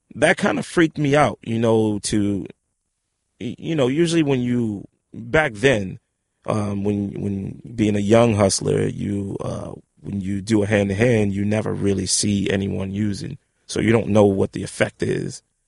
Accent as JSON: {"language": "English", "town": "New York City", "region": "New York", "country": "United States", "tie": "born or raised there", "also_born_or_lived": "Harlem", "said": "I was born in Harlem, Harlem Hospital, uh, 1970, June 19th. Um, yeah, and, and, and raised in the Bronx"}